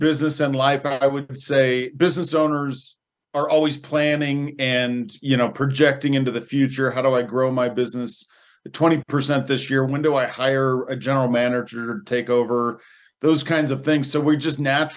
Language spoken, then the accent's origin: English; Indiana, United States; now in Colorado, United States; I grew up in Indiana